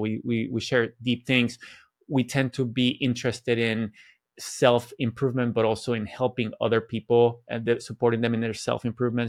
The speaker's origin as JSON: {"language": "English", "country": "Venezuela", "tie": "born or raised there", "moved": "yes", "said": "I grew up in Venezuela where everybody was Catholic."}